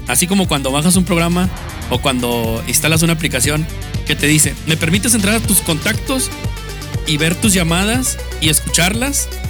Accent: Guadalupe, Nuevo León, Mexico; also born or lived in Juárez, Nuevo León; Yo no soy de los que dice que soy de Monterrey, yo soy de Nuevo León. Orgullosamente de, pues nací en Guadalupe, pero este, resido actualmente en Juárez

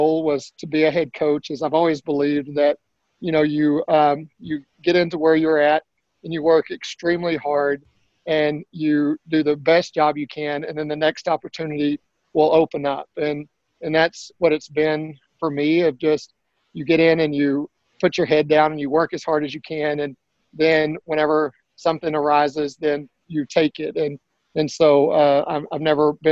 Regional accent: Spur, Texas, United States; moved away; I grew up in Spur, Texas, and it's a small town outside of Lubbock

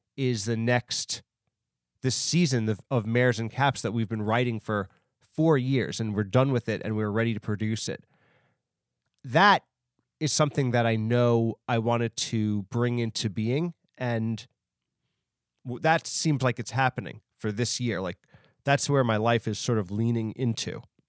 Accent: New York, United States; New York is my hometown. I'm from New York

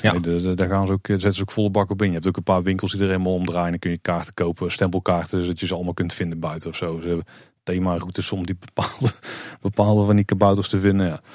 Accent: Netherlands; als Nederlander

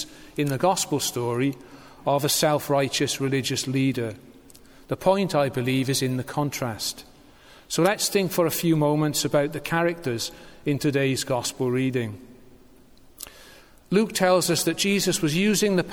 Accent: Newport, Wales, United Kingdom; I was church warden at St. Stephen's in my hometown of Newport

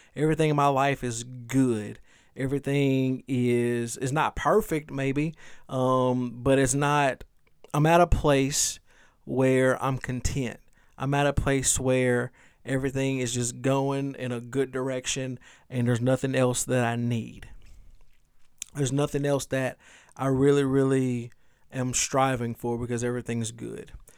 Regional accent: the South, United States; I'm from the South

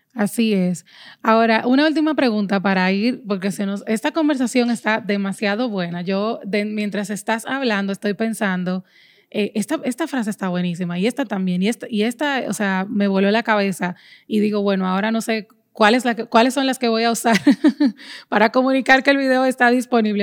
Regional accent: Dominican Republic; aquí en mi país, República Dominicana

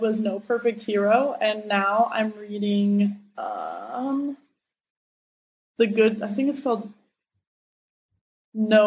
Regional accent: Seattle, Washington, United States; moved away as an adult; now in Terville, France; I stayed in my hometown for

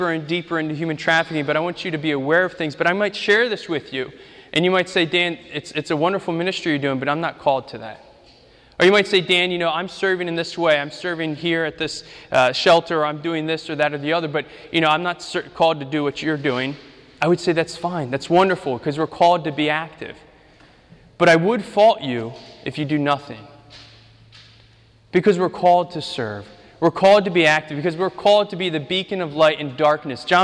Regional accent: Ukraine; English is a second language; moved away; I grew up in Ukraine. We, we lived, our first house was on a dirt street. At the end of the street was a meat processing factory.

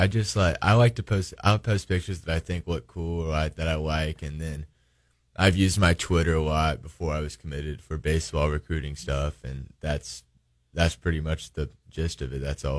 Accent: near Springfield, Missouri, United States; It's right next to my hometown. My parents can come see me anytime they want when we're at home. I like living in Springfield. I wanted to stay close to my house.

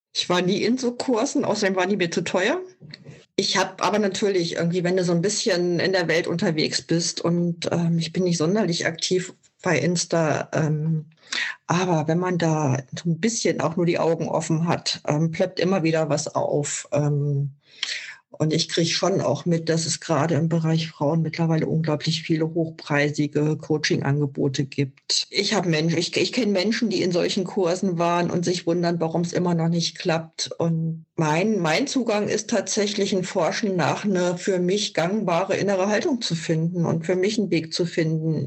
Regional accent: Germany; bei uns in Deutschland

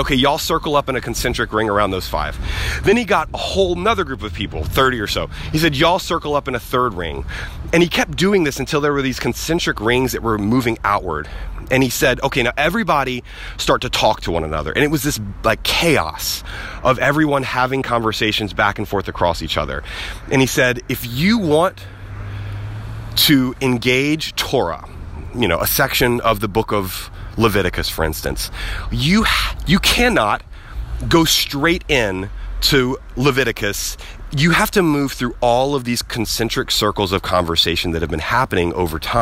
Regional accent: the South, United States; I grew up in the South, and we are big storytellers in the South

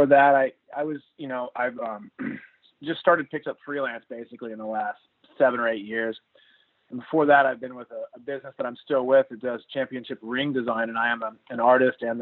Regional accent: Corpus Christi, Texas, United States; now in Austin, United States; Being from Corpus Christi is where I'm from

